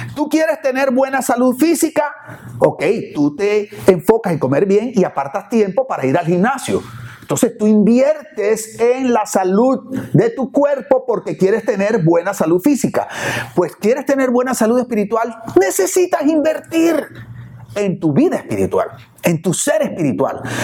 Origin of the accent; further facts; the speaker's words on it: Barranquilla, Atlántico, Colombia; now in Miami, United States; vengo de la ciudad de Barranquilla, allá en Barranquilla cuando yo era niño o adolescente íbamos a una playa que se llama Sabanilla